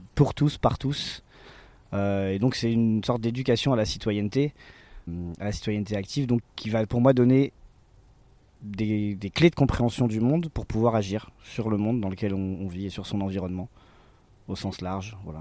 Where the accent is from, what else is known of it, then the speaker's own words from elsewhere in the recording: Besançon, Bourgogne-Franche-Comté, France; now in Saint-Denis-sur-Coise, France; je suis né à Besançon, j'ai 37 ans